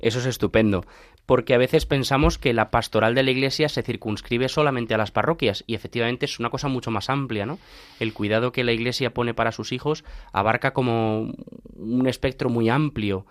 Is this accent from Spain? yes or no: yes; Alcalá de Henares, Community of Madrid, Spain; yo que soy de Alcalá de Henares, pues entiendo eso muy fácil, ¿no? Porque en Alcalá estamos rodeados de universidades